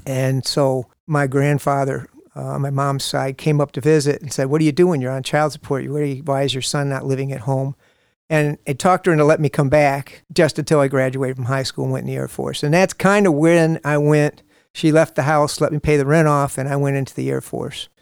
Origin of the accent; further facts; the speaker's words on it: Toledo, Ohio, United States; I was born in Toledo, Ohio